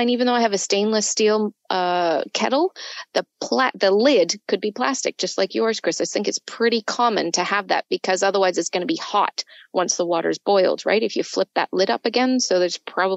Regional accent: United Kingdom; Being British

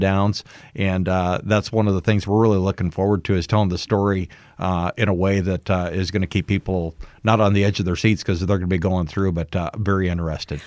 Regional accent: West Branch, Iowa, United States; moved away; I grew up in West Branch, uh, moved away. I was away for twenty-eight years and come back

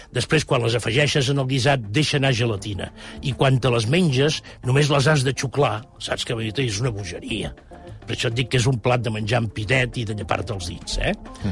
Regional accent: Catalonia, Spain; com a catalans tenim

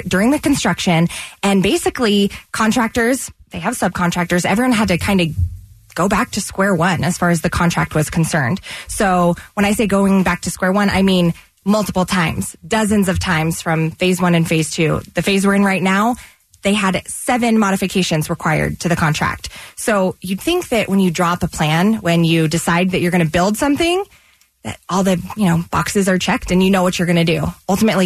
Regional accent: San Antonio, Texas, United States; moved away as an adult; also born or lived in Austin, Texas / Utah; now in Salt Lake City, United States; I'm from San Antonio, Texas

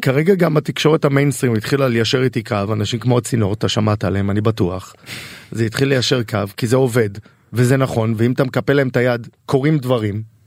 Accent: Tel Aviv-Yafo, Tel Aviv District, Israel; אני גדלתי ביפו. אני גדלתי ביפו

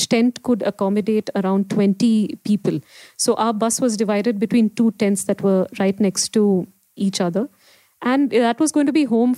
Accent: India; So Bombay was the closest to my hometown.

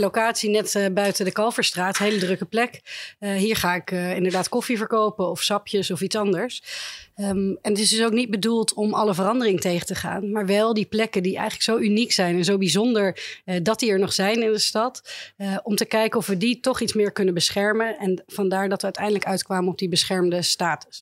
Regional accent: Amsterdam, North Holland, Netherlands

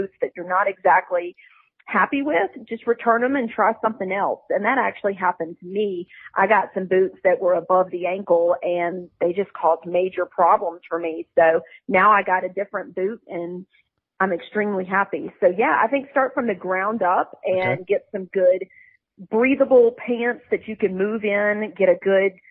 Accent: the South, United States; also born or lived in Fort Mill, South Carolina; now in Greer, United States; I'm born and raised in the South.

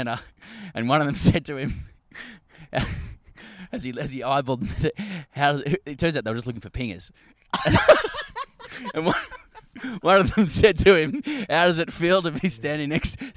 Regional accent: Sydney, New South Wales, Australia; so I'm from Sydney, I'm actually a coat. I'm a no good city slicker down on my luck.

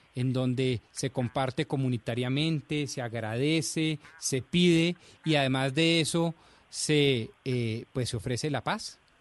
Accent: Colombia; como buen eh, colombiano

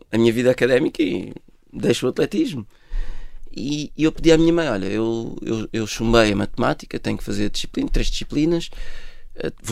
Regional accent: Côte d’Ivoire; born there; Foi onde eu nasci.

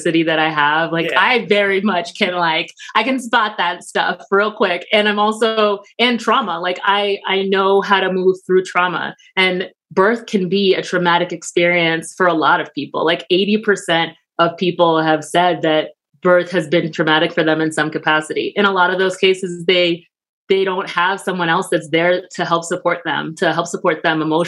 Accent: New York, United States; I'm from New York

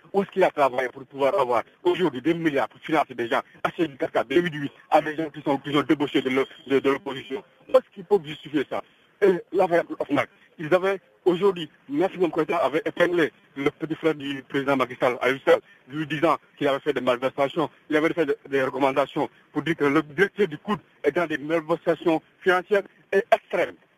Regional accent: Senegal; nous sommes sénégalais

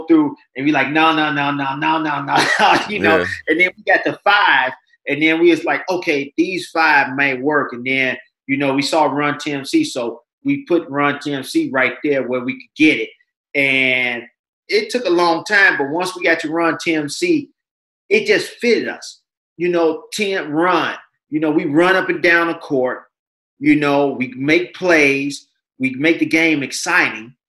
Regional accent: United States; I'm from the South Side.

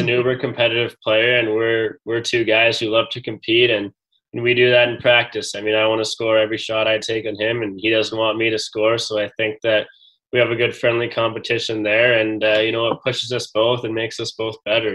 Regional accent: Edmonton, Alberta, Canada; growing up in Edmonton, I got a chance to watch uh, the Oil Kings

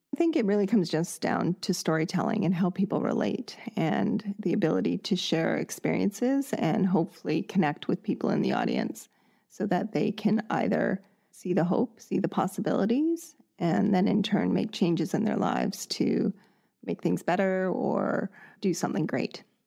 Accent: Canada; born and raised in Canada

